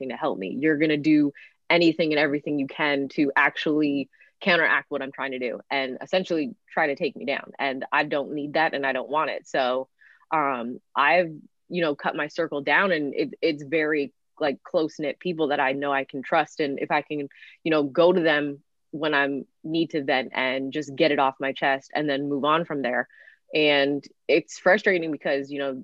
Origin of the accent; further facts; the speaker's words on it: Canada; growing up in Canada, it's a little bit different